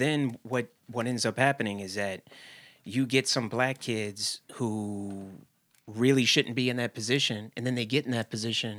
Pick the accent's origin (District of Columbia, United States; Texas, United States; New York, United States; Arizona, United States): District of Columbia, United States; Washington; When I was a kid, right, I grew up all over the country, but one of the places that we grew up was in Washington, D.C., right? So we didn't have a lot of money.